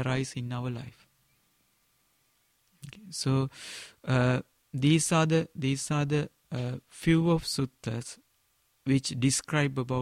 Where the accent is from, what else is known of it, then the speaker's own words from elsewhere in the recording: Sri Lanka; first language Sinhala; English is a second language; in my mother language in Sinhala